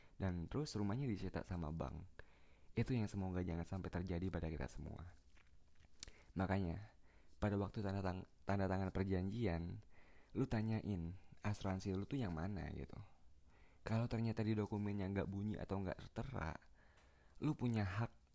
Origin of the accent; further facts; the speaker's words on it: Palembang, South Sumatra, Indonesia; di Palembang tepat kota gue